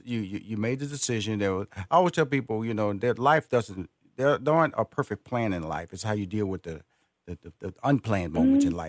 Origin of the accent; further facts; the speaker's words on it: Houston, Texas, United States; because I was born and raised in Houston, Texas, which is Fifth Ward, is the community that I was born in.